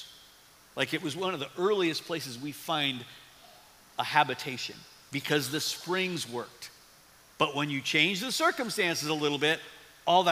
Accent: Midwest, United States; also born or lived in East Tennessee; as a Midwesterner

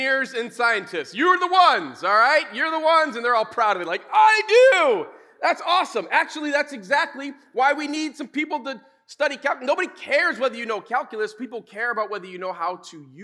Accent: West Michigan, United States; we grew up in West Michigan, we kind of grew up around the church

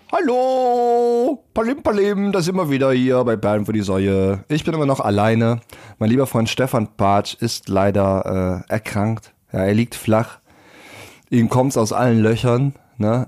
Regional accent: Germany; bei uns in Deutschland

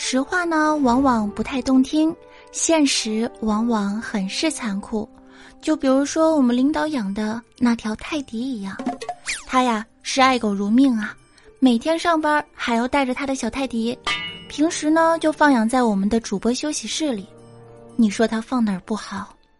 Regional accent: Fujian, China; 我们福建人

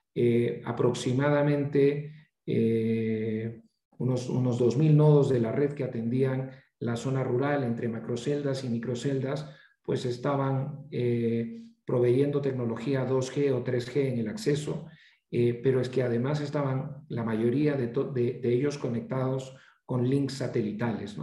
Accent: Peru; also born or lived in Chicago; soy peruano

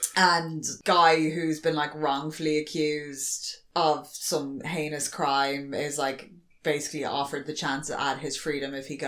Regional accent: Ireland

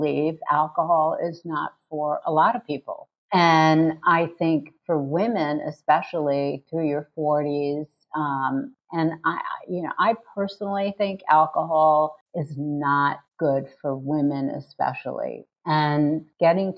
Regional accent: New York City, New York, United States; I'm from New York City

